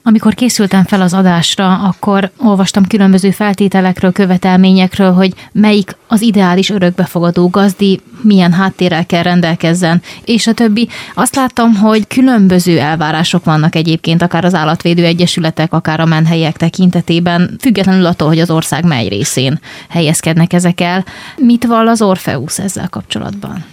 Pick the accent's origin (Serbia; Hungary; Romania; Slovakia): Serbia; Vojvodina; moved away; még gyerek voltam, és én vajdasági vagyok, és egy pici városban éltünk